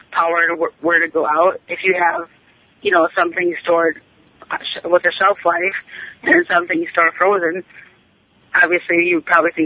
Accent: Wisconsin, United States; moved away; I grew up in Wisconsin

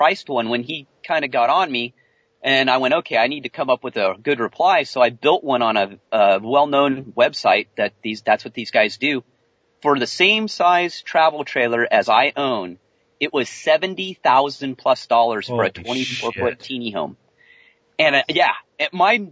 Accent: California, United States; moved away; I'm a Californian man

